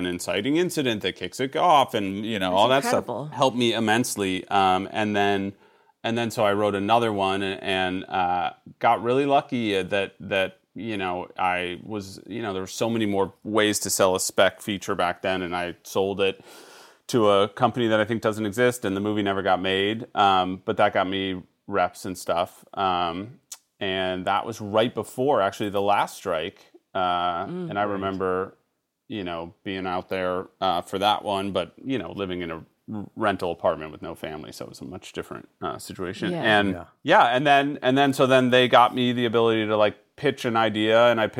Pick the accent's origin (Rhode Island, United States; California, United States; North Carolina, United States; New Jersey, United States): California, United States; San Francisco; also born or lived in Chicago / New York; I grew up in San Francisco for the first 8 years, and then Chicago, and then lived in New York and here.